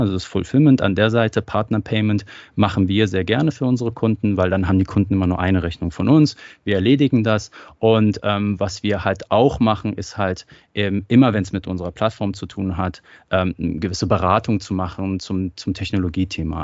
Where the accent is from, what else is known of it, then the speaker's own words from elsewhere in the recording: Germany; also born or lived in Iran; Ich bin gebürtiger Iraner, bin aber in Deutschland aufgewachsen